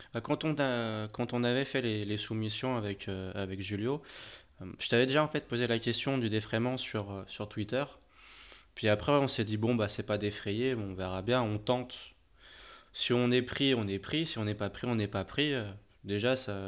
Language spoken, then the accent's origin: French; France; chez nous en France